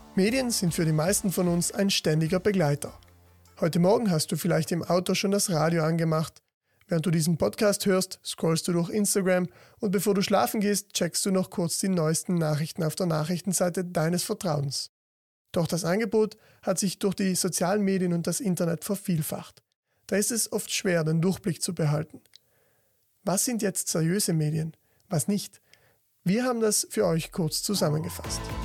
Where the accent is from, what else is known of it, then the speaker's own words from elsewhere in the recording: South Tyrol, Trentino-Alto Adige, Italy; besonders bei uns in Südtirol